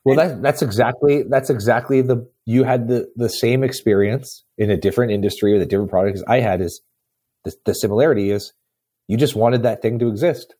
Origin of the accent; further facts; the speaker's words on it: Canada; I'm from Canada. It gets cold here